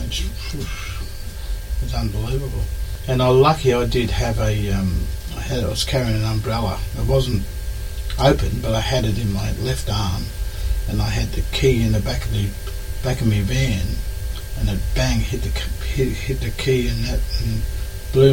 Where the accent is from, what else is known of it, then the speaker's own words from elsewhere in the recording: Katherine region, Northern Territory, Australia; also born or lived in Penrith, New South Wales / Darwin / Yirrkala; I come from the Katherine region